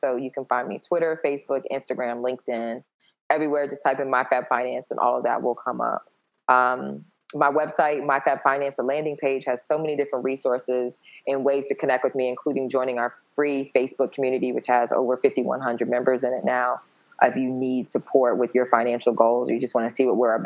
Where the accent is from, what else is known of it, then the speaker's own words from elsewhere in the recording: the South, United States; I'm from the South.